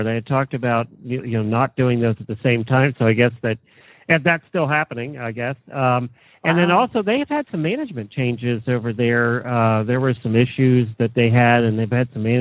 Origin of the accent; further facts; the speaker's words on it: Lancaster County, Pennsylvania, United States; now in Ocala, United States; We grew up in Lancaster County, so I know Reading very well